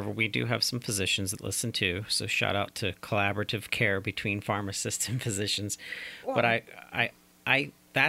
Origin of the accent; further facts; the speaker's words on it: Brownsville, Pennsylvania, United States; my hometown, Brownsville, Pennsylvania